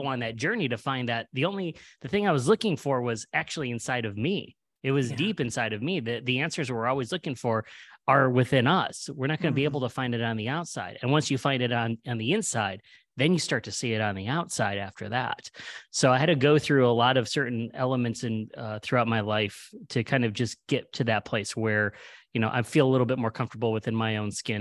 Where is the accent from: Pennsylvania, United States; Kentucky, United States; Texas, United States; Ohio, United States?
Ohio, United States; Cleveland; moved away; also born or lived in New York City / Los Angeles; we're originally from Cleveland